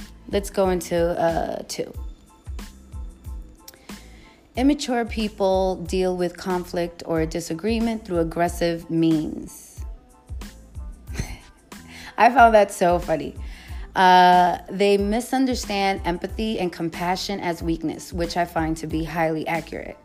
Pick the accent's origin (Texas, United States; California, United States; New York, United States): New York, United States; New York City; I'm from the Bronx.